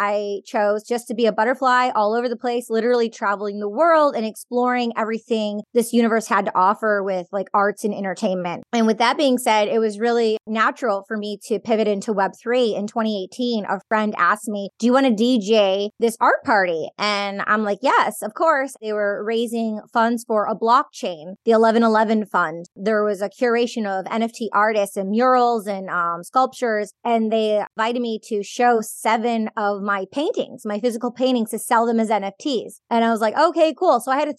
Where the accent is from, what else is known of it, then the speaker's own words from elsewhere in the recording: Michigan, United States; now in California, United States; I grew up in Michigan from a big Greek family with Plato and Socrates, a lot of literature.